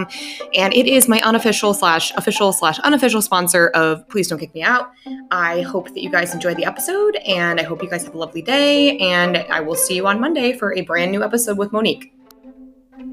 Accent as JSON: {"language": "English", "town": "Denver", "region": "Colorado", "country": "United States", "moved": "yes", "said": "I'm from Denver. I haven't lived in Denver for about 3 years now"}